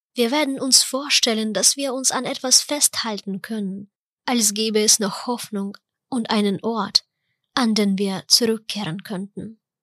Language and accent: German; Ukraine; moved away; Ich bin Ukrainerin